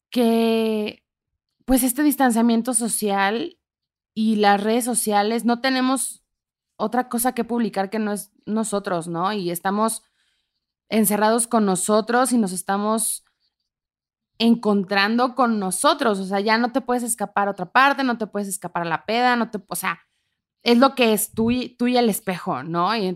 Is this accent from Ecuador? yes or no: no; Ciudad Juárez, Chihuahua, Mexico; moved away as an adult; also born or lived in Tamaulipas; now in Mexico City, Mexico; yo soy justo de nacida en Tamaulipas, crecida en Ciudad Juárez, Chihuahua, con familia en Monterrey y Monclova, Coahuila.